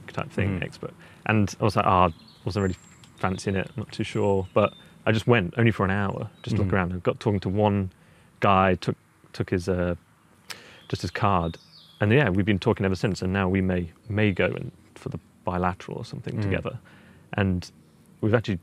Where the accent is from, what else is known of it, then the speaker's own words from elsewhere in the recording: Boston, East Midlands, United Kingdom; also born or lived in Cambridge / New York; I was born in Boston, Lincolnshire, the original one